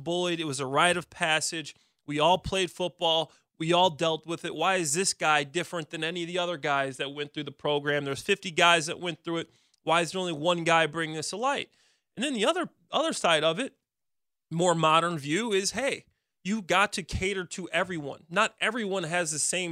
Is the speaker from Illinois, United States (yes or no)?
yes; Chicago, Illinois, United States; we're from Chicago.